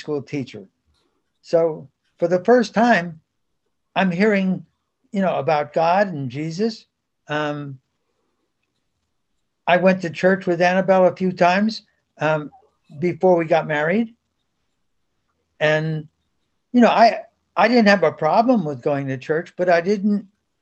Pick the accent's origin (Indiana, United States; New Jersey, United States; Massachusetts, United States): New Jersey, United States; Bound Brook; first language Spanish; moved away as an adult; also born or lived in Spain; we settled in Bound Brook, New Jersey, and that's where I lived up until I was 44